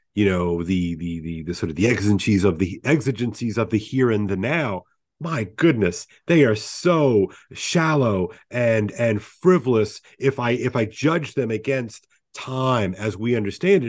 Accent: United States; as an American

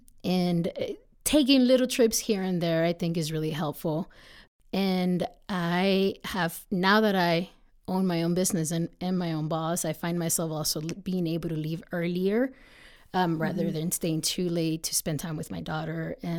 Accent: Mexico; now in United States; even though I'm American, right, I am also from another country, mm-hmm. right? Myself, I'm from Mexico. I think we have a very rich culture

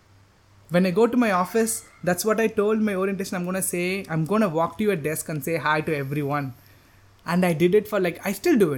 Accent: Chennai, Tamil Nadu, India; English is a second language; moved away as an adult; now in Chiang Mai, Thailand; growing up in Chennai, India

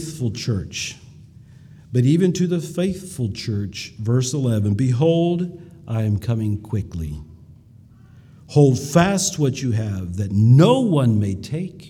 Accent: United States; we as American Mennonites

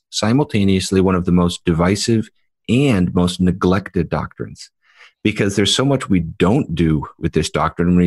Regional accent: United States; we as American evangelicals

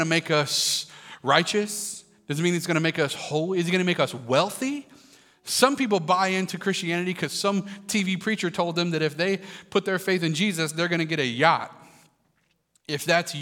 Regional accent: Kentucky, United States; I grew up in Kentucky

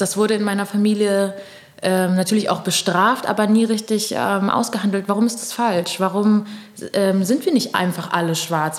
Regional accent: Düsseldorf, North Rhine-Westphalia, Germany; also born or lived in Pernambuco, Brazil; now in Berlin, Germany; ich bin in Düsseldorf aufgewachsen

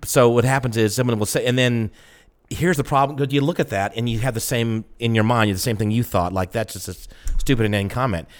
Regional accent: the South, United States; I'm from the South

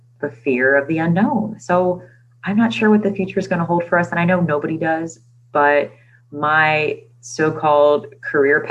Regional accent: Maryland, United States; We are moving from Maryland. I've never moved before in my entire life, except when I was like 6

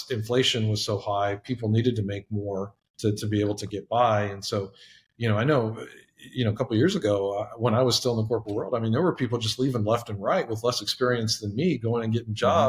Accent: Texas, United States; I'm born and raised in Texas

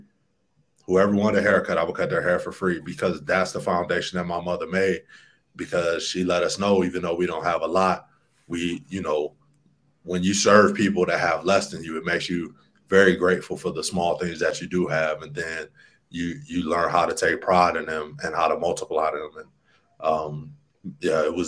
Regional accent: Alton, Illinois, United States; now in Medellin, Colombia; I grew up in Alton, Illinois, a little town no one has probably heard of.

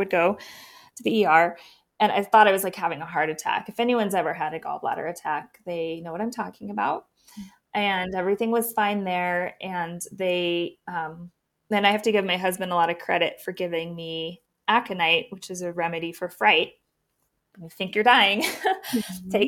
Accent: Missoula, Montana, United States; now in Bozeman, United States; I'm from Missoula

